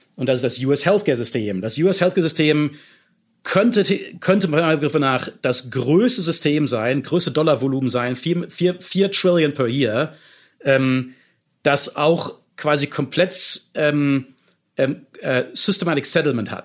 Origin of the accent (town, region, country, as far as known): Germany